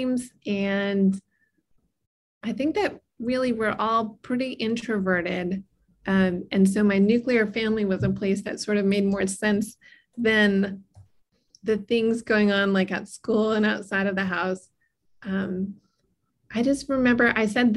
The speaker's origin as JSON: {"language": "English", "town": "White House Station", "region": "New Jersey", "country": "United States", "tie": "born or raised there", "said": "I grew up in New Jersey in a really rural area called White House Station."}